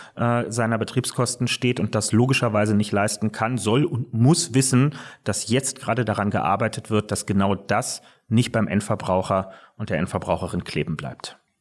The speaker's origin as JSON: {"language": "German", "region": "Berlin", "country": "Germany", "tie": "born or raised there", "said": "ich lebe nicht nur heute in Berlin, sondern bin auch gebürtiger Berliner und ähm, hier groß geworden"}